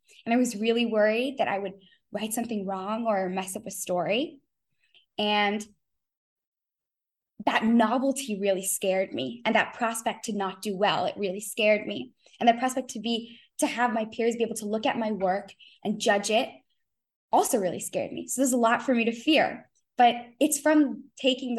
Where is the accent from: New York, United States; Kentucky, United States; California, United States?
California, United States; I was born in California